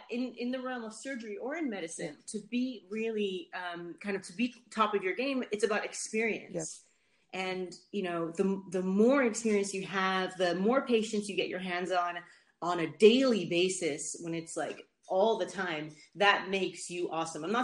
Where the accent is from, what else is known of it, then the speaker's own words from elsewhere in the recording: Netherlands; moved away as an adult; also born or lived in United States; now in London, United Kingdom; I'm originally from Holland, and that's where mm, I lived when I was younger. And then after I left the states, I went back to Holland. But then I came to sorry, I came to London for medical school, and I just stayed